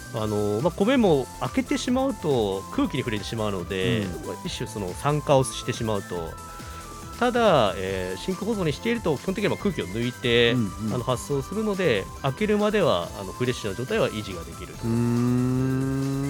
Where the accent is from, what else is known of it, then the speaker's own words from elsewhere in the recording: Yonago, Tottori, Japan; moved away as an adult; also born or lived in Kansai; 地元の米子出身です